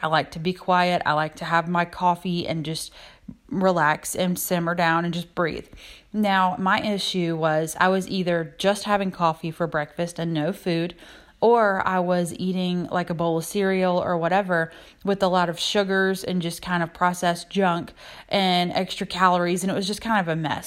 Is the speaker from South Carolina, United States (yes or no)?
yes; South Carolina, United States; I'm from South Carolina